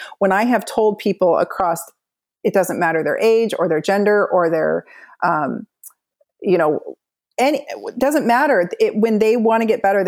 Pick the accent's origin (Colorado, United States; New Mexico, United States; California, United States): California, United States; Southern; moved away; also born or lived in Pacific Northwest; I grew up in Southern California where like the meanest girls live